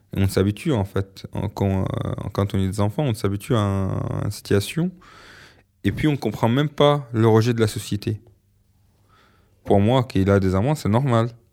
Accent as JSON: {"language": "French", "town": "Alexandria", "region": "Alexandria Governorate", "country": "Egypt", "tie": "born or raised there", "second_language": "French", "moved": "as an adult", "said": "quand je suis parti de l'Égypte"}